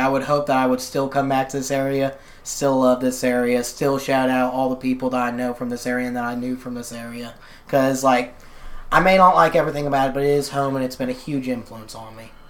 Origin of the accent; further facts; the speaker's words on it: Kentucky, United States; It's definitely, I feel it's very odd because I was always in a weird position growing up. Like I didn't experience like the I hate to use this term, but I guess you call it the cliche Appalachian poverty